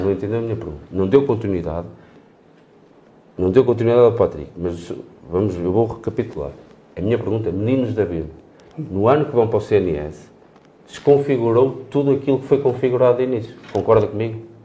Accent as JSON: {"language": "Portuguese", "town": "Peso da Régua", "region": "Vila Real District", "country": "Portugal", "said": "sou da régua"}